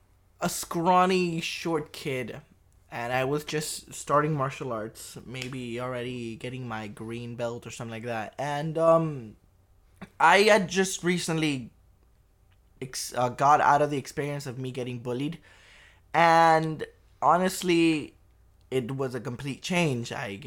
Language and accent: English; Peru; Different. It's, you know, I didn't grow in a in a wealthy income house. It was rough.